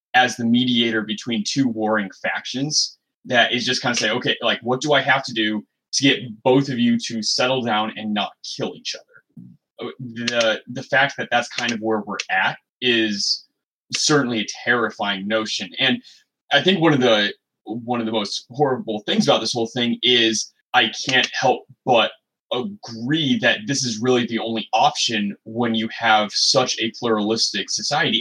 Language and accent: English; Midwest, United States; also born or lived in Michigan; now in Seattle, United States; I'm from the Midwest where like 90, 100 degrees with humidity that that is on the table for our summers.